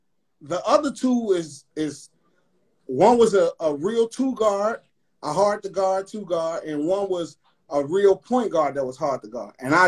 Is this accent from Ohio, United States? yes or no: no; Chicago, Illinois, United States; born or raised there